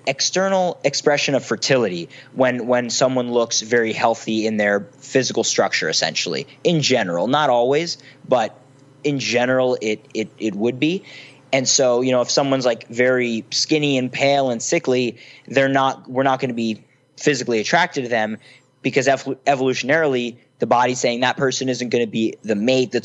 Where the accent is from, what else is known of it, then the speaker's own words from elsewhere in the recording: Philadelphia, Pennsylvania, United States; I was from Philly. I wasn't from San Francisco